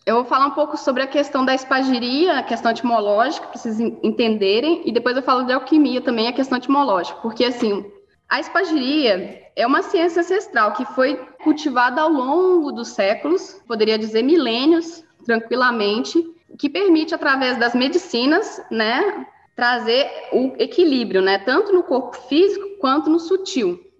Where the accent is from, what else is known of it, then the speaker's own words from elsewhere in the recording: Mariana, Minas Gerais, Brazil; Eu sou uma menina do interior. Eu cresci em Mariana, perto de Ouro Preto, não sei se vocês conhecem aqui em Minas Gerais